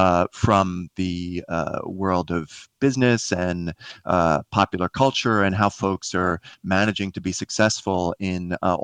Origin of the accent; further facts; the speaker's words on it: Queens, New York, United States; The short version of my life is I grew up in Queens near the airports there in New York.